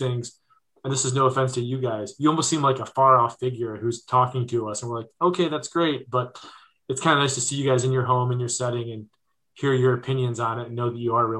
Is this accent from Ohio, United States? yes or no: yes; Ohio, United States; my home state of Ohio